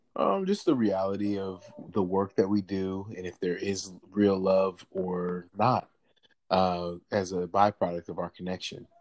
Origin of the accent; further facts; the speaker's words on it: St. Louis, Missouri, United States; I'm originally from St. Louis, Missouri